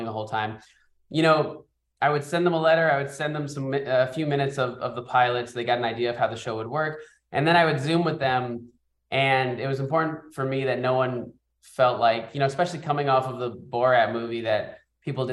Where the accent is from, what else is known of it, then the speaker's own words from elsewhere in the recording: New York City, New York, United States; we grew up in the Bronx.